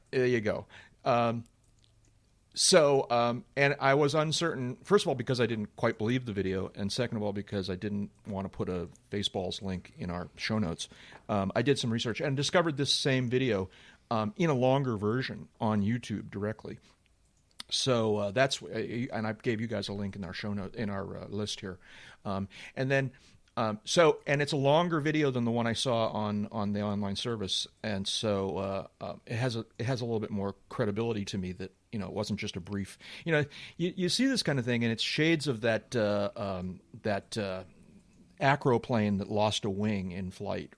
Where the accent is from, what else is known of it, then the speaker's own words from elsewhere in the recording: Buffalo, New York, United States; we're from Buffalo